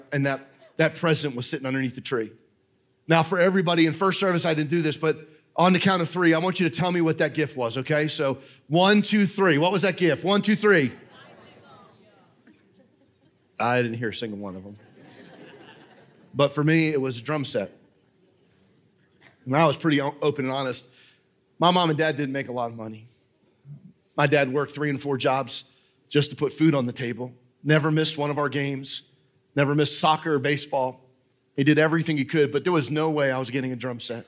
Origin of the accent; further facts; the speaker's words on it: New Jersey, United States; moved away; I know I'm a Yankee. I don't know if you guys know this. I'm from New Jersey